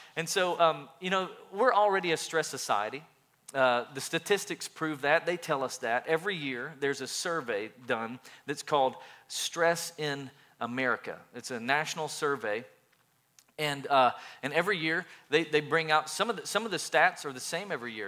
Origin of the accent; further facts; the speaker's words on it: East Tennessee, United States; growing up in East Tennessee